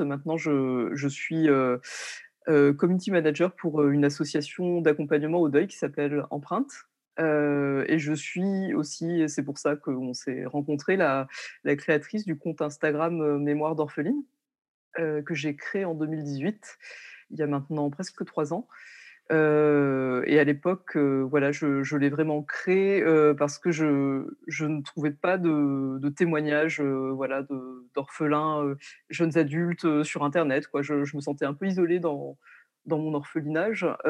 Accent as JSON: {"language": "French", "area": "Lorraine", "region": "Grand Est", "country": "France", "tie": "born or raised there", "also_born_or_lived": "Paris", "moved": "as an adult", "said": "je suis partie étudier à Paris alors que je suis originaire de Lorraine"}